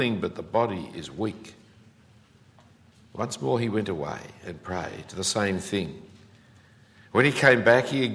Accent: Australia; As an Australian

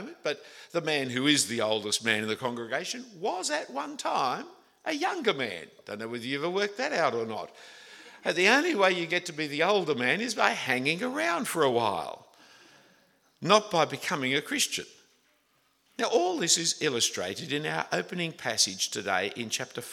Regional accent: Australia

